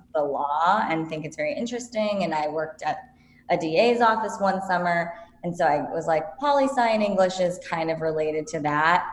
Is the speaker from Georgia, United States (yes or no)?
no; Whittier, California, United States; also born or lived in Venice Beach, California; I grew up in Whittier, California, so it's in Los Angeles County